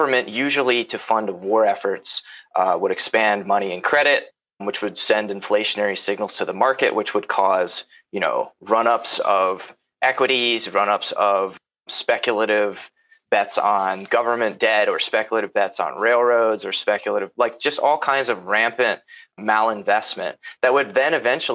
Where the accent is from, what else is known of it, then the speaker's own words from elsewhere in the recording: United States; I'm an American